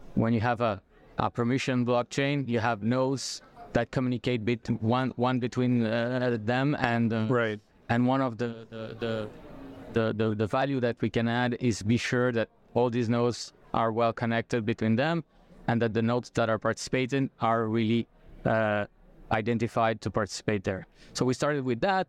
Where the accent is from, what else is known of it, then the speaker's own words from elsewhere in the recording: France; moved away as an adult; now in Brazil; I'm I'm French Brazilian. Okay, so I have both uh, nationalities. I, I did all my scholarships in in France.